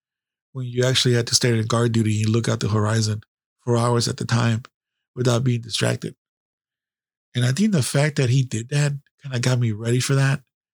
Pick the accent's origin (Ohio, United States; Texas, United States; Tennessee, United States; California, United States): California, United States; Where are you from? California.